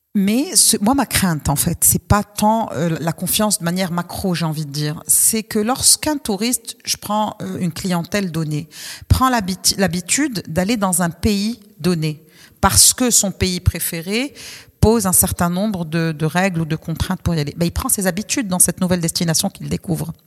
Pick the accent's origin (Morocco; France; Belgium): Morocco; en tant que Marocain